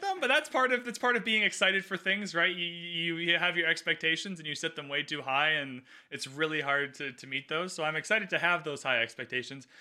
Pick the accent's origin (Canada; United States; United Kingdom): Canada; I'm Canadian